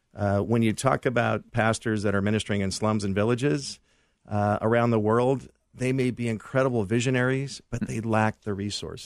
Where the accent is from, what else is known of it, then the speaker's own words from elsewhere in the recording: Los Angeles, California, United States; my wife and I grew up in the San Fernando Valley